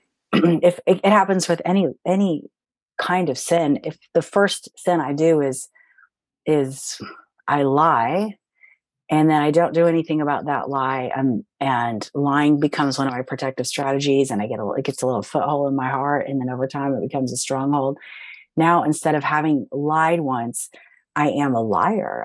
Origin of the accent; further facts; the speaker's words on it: Cincinnati, Ohio, United States; moved away as an adult; my hometown of Cincinnati, Ohio